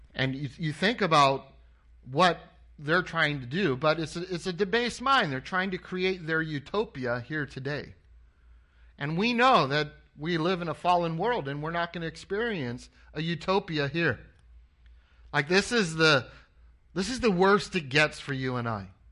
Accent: Anaheim, California, United States; moved away as an adult; I grew up in Anaheim, California. I was born, uh, in Anaheim and I went to Anaheim High School

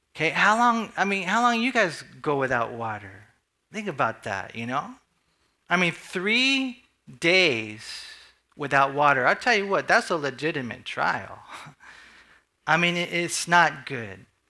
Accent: United States; as American Christians

